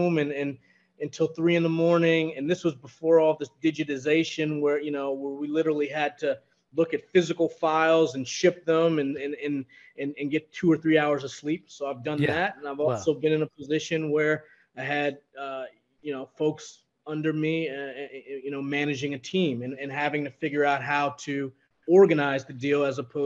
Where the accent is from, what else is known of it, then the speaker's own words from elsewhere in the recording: New York, United States; as a New Yorker, born and raised